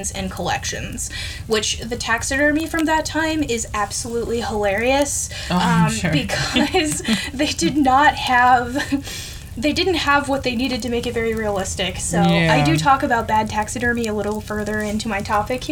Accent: United States; as an American

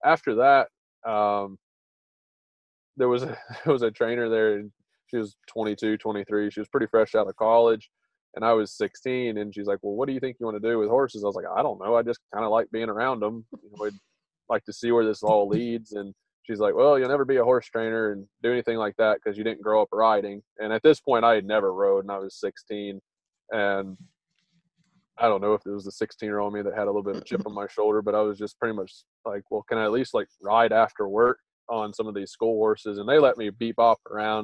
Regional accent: North Carolina, United States; I grew up in North Carolina

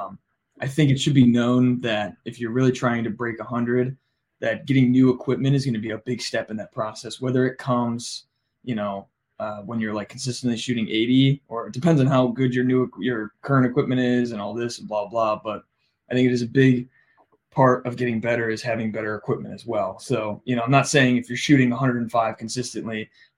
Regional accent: Ohio, United States; we're all from Ohio

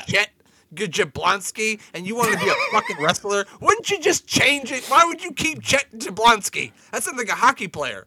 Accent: Nebraska, United States; I'm from Nebraska

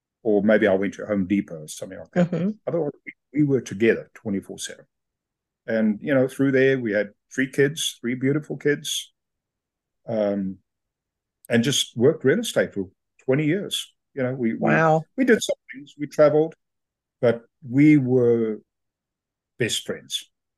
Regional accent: South Africa; Oh, you're from Australia? No, I'm South African. Never been there to Australia.

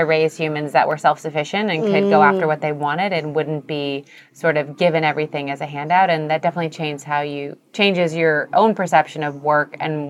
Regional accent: San Diego, California, United States; I grew up in San Diego.

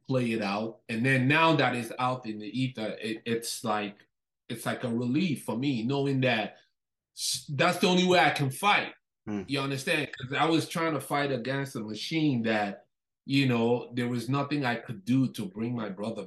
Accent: Nigeria; now in Canada; I'm originally Nigerian. I was born in Nigeria, before I moved to Canada.

